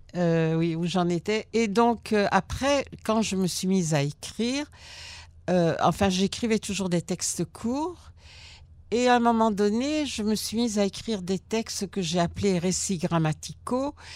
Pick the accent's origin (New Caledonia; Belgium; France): Belgium; born or raised there; also born or lived in Germany; now in Israel